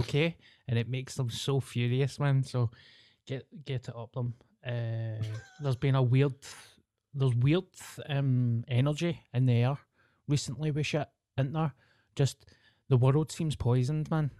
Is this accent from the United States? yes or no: no; Scotland, United Kingdom